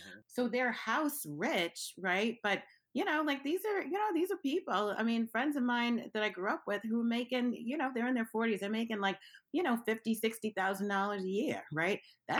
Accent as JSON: {"language": "English", "town": "Brooklyn", "region": "New York", "country": "United States", "tie": "born or raised there", "said": "I grew up in Brooklyn, right? And, you know, I grew up in parts of Brooklyn, one that's I think it's still gentrification proof, and one that is like being rapidly gentrified right now."}